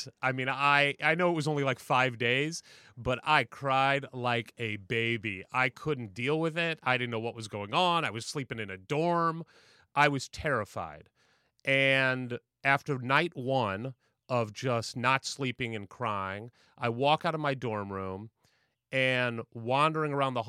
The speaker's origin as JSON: {"language": "English", "town": "St. Louis", "region": "Missouri", "country": "United States", "tie": "born or raised there", "said": "I was a kid growing up in St. Louis. My dad is from Gary and East Chicago, Indiana."}